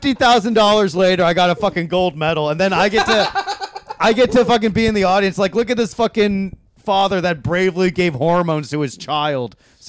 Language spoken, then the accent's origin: English; Hawaii, United States; No, I was born on. I was born in Hawaii.